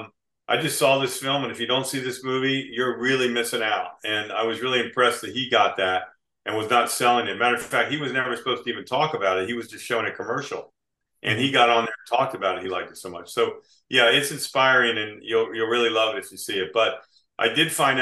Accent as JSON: {"language": "English", "region": "New Jersey", "country": "United States", "tie": "born or raised there", "also_born_or_lived": "Beach Haven, New Jersey / Chatsworth, New Jersey / California", "moved": "as an adult", "lives_now": "Florida, United States", "said": "I grew up in South Jersey"}